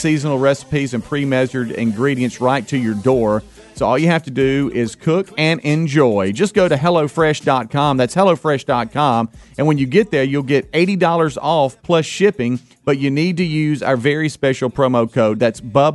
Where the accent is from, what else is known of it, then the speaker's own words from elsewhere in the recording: Mississippi, United States; moved away as an adult; now in Alabama, United States; I'm a transplant from Mississippi